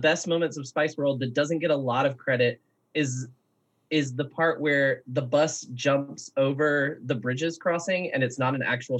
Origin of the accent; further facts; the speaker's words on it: Alabama, United States; a young queer kid growing up in Alabama.